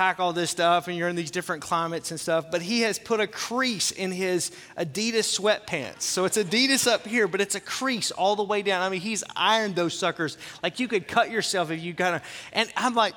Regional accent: the South, United States; where I grew up in the South, everything was made with meat grease

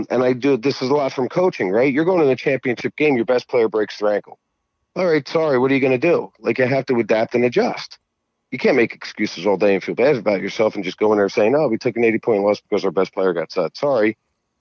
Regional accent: New Jersey, United States; I'm from Jersey.

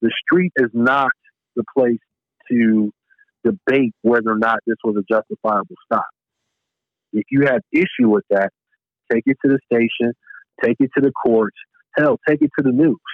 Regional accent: Chicago, Illinois, United States; I'm from Chicago, one of probably the top three murder rates in the country

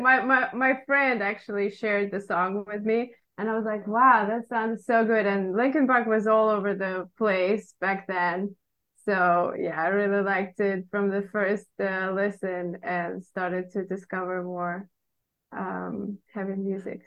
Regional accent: Russia; English is a second language; moved away as an adult; now in Boston, United States; even though I didn't know English back then, uh, when I was a little kid

